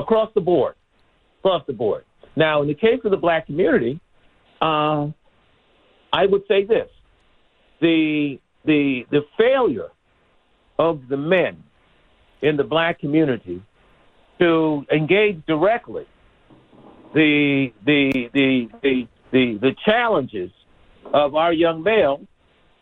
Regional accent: Philadelphia, Pennsylvania, United States; also born or lived in Dorchester, Boston; now in Boston, United States; I'm from Philly. I was born in Boston, but raised really in Philadelphia.

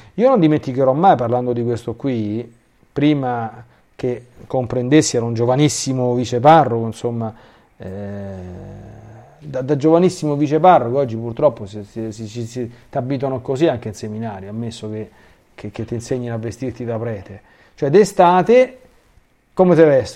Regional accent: Rome, Lazio, Italy

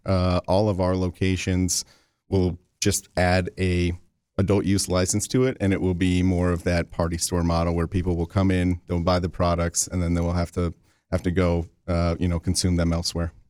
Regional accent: Lansing, Michigan, United States; I'm from the Lansing area

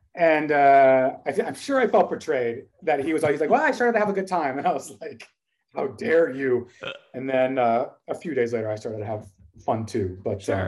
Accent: Dallas, Texas, United States; we are from Dallas

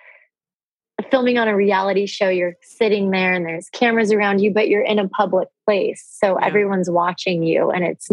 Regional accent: Orange County, California, United States; also born or lived in Los Angeles, California; I was born in LA, I grew up in Orange County

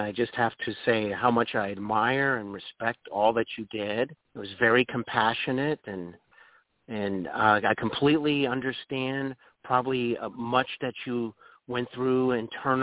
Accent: Dayton, Ohio, United States; also born or lived in North Carolina; now in Cincinnati, United States; I'm really from Dayton, Ohio

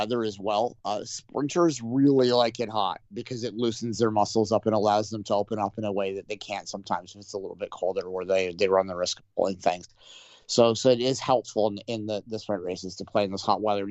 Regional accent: Canada; we're Canadian

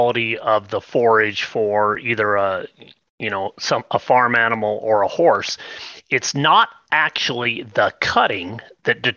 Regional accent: southern Idaho, United States; I grew up in Idaho where we're used to, southern Idaho

